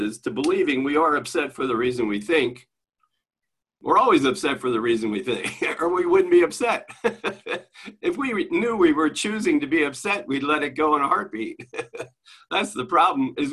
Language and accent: English; Maryland, United States; I'm from Maryland, but we said the same thing in Maryland